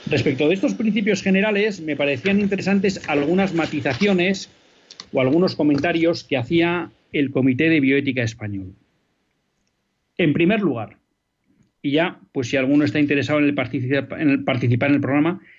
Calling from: Villa del Prado, Community of Madrid, Spain; No, yo, yo soy de Villa del Prado.

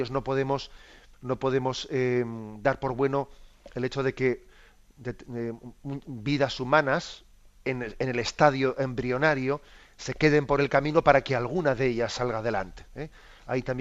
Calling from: Madrid, Community of Madrid, Spain; Soy … de Madrid.

